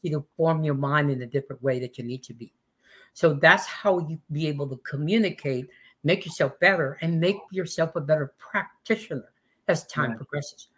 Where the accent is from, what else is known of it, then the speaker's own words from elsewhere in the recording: West Texas, United States; also born or lived in Mexico (ancestry); now in Austin, United States; I come from West Texas, but I've been living in Austin for 36 years